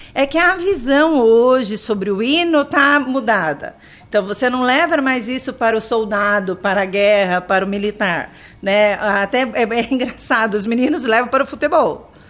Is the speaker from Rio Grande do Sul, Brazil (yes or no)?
no; Tatuí, São Paulo, Brazil; Eu sou de Tatuí. Nascida e criada e falo conservada em Tatuí.